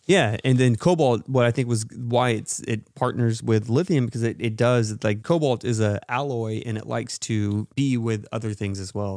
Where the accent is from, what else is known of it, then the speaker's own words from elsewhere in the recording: Texas, United States; But we're from Texas